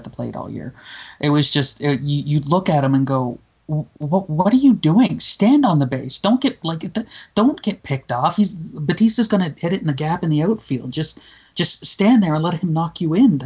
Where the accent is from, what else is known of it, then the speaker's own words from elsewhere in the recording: Nova Scotia, Canada; moved away; I'm from Nova Scotia originally, which is on the east side of Canada